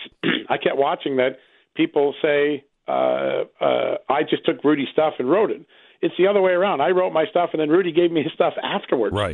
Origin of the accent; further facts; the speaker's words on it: Ukraine; And uh, and right now, in my country, uh, my home country in Ukraine, I see uh, uh, a real dysfunction between the embassy, the prosecutors